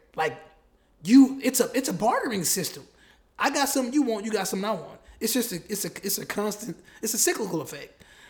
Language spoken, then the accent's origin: English; United States